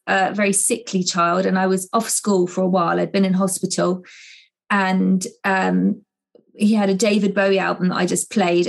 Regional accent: Zambia; Well, I was brought up in Africa most of my childhood. And my mum is Irish, my dad was Scottish, so very much grew up singing folk songs

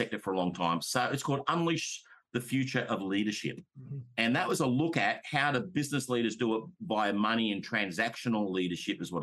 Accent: Australia; I'm an Australian. I talk in Australian language

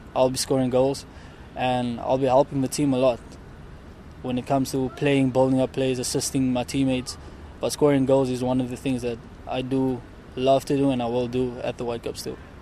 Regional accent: South Africa; moved away as an adult; me being South African

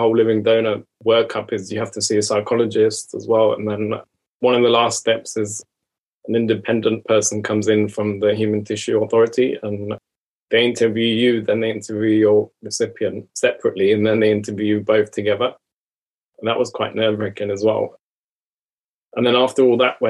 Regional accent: Iran; moved away; I'm from Iran originally

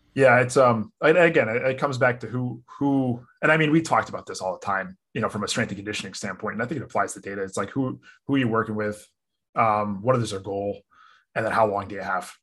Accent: Connecticut, United States; I grew up in Connecticut, local.

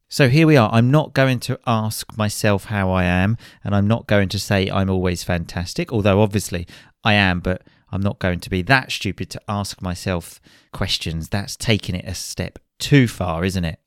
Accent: Chelmsford, East of England, United Kingdom; back to my hometown, Chelmsford in Essex

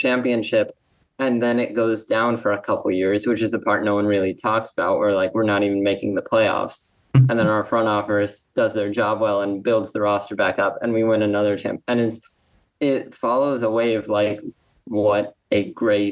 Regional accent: Los Angeles, California, United States; now in New York, United States; I'm actually from Los Angeles, born and raised.

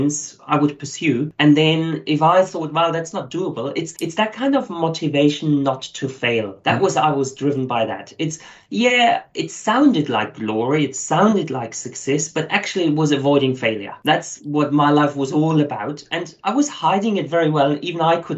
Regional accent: Germany; now in Australia; As you hear from my accent, I'm not originally Australian. So my background is German. Lots of people might have thought I'm South African, but coming from Germany.

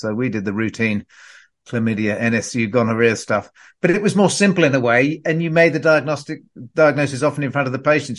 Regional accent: Perth, Western Australia, Australia; I grew up in Perth in Western Australia

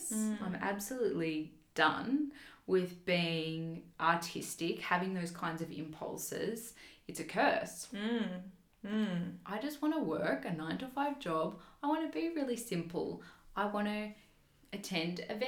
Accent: Toowoomba, Queensland, Australia; my hometown is Toowoomba in Queensland

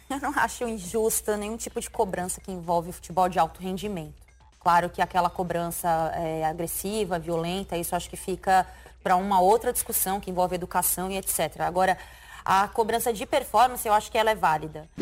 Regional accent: São Paulo, Brazil; moved away as an adult; now in Rio de Janeiro, Brazil; eu tô morando no Rio de Janeiro, é, eu sou paulistana, faz menos de um ano que eu moro no Rio

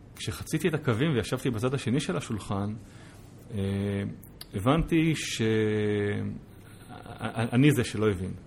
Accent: Israel; also born or lived in United States; כישראלי, בוגר יחידות טכנולוגיות בצבא

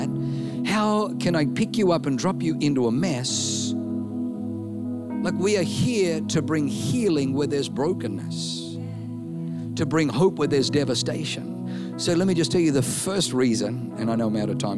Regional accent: Australia; accent: Aussie; if I say it in my Aussie accent

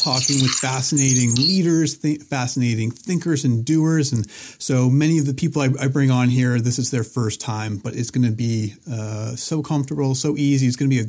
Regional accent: Concord, Massachusetts, United States; So I grew up outside of Boston in the Concord, Lexington area, and I have a lot of family in New Hampshire as well

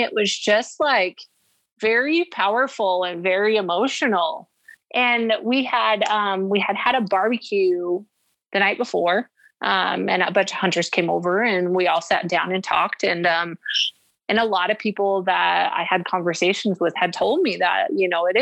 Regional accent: Arizona, United States; I'm from Arizona and Idaho

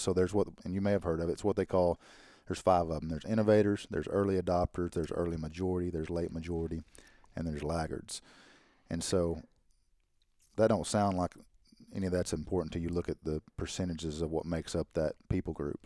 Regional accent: Arkansas, United States; We're from Arkansas.

